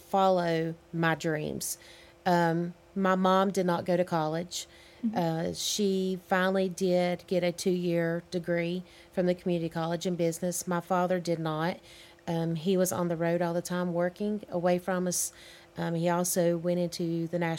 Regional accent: Hudson, North Carolina, United States; also born or lived in Granite Falls, North Carolina; Being from Caldwell County it's different from being raised in other counties

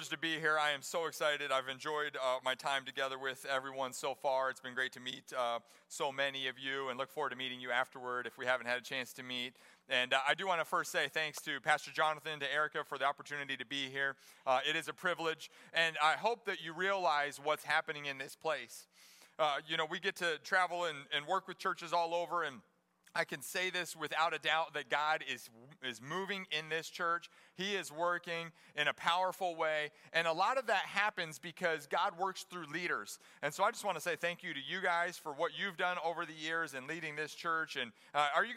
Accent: Johnston, Iowa, United States; moved away as an adult; now in Springfield, United States; I grew up in Johnston, Iowa, my first 18 years

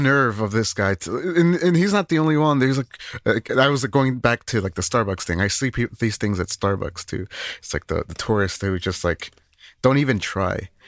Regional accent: Northern United States, United States; us, us Northerners

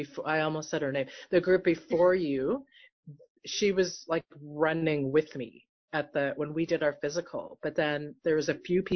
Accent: Calgary, Alberta, Canada; we both grew up in Calgary, but different sections of the city

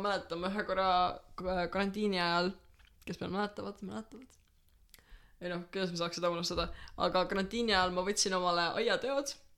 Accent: Pärnu County, Estonia; mina ikka täielikult Pärnumaalt

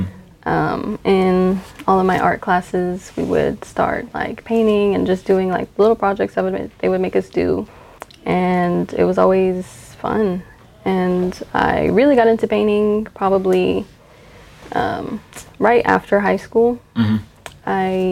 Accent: Alaska, United States; born there; now in Texas, United States; I am a military brat. I was born in Alaska. I moved all around before I moved here to Texas in 2007.

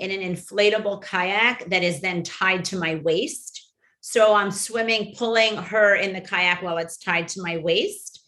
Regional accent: Miami, Florida, United States; born or raised there

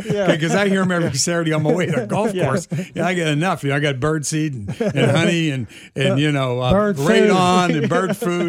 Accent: Pittsburgh, Pennsylvania, United States; moved away as an adult; also born or lived in Philadelphia; now in Kansas City, United States; I'm from the East Coast originally. I was born and raised in Pittsburgh, and then I went to school in Philadelphia.

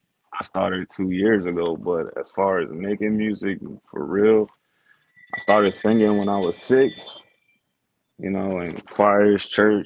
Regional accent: Maryland, United States; also born or lived in Texas; I'm really from a lot of places. I mean, I claim Maryland because that's where I lived the longest, was where I was raised. I was born in Texas, though, you know, moved around a lot.

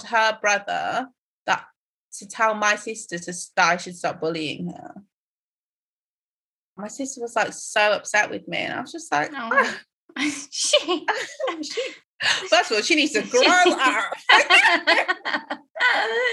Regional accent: Croydon, London, United Kingdom; also born or lived in Tottenham / Nigeria; I went to school in Croydon and spent the rest of my time in Tottenham

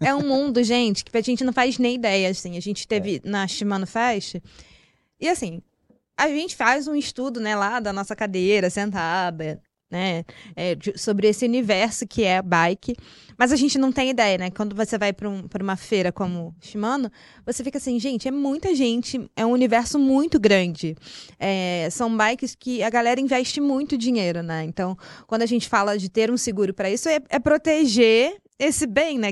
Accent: Rio de Janeiro, Brazil; now in São Paulo, Brazil; sou carioca, vim importada do Rio de Janeiro para cá

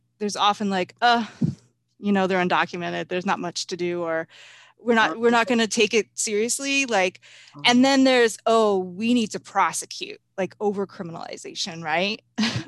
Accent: United States; I grew up in the United States, that I'm not an immigrant either myself

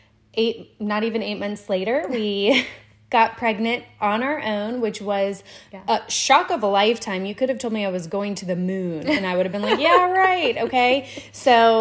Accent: Florida, United States; moved away; I am originally from Florida

